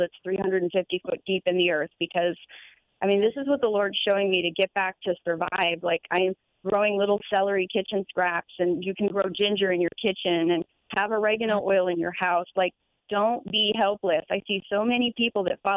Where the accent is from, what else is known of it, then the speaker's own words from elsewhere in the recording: Florida, United States; my hometown in Florida